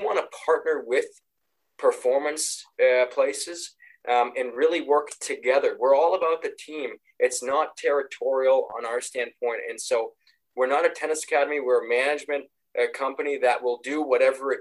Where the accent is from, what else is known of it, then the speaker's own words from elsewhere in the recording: Canada; we grew up a big hockey family. We're Canadian